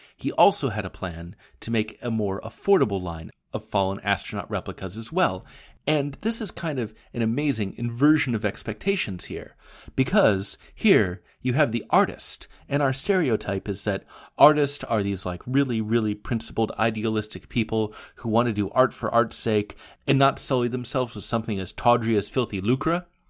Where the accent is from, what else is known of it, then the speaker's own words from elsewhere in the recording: Portland, Oregon, United States; my hometown paper, The Portland Oregonian